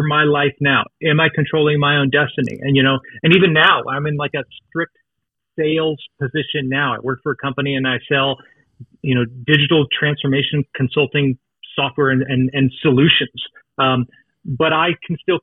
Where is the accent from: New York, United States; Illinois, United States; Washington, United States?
Washington, United States; Seattle; moved away as an adult; also born or lived in Los Angeles; I grew up in the Seattle area in its heyday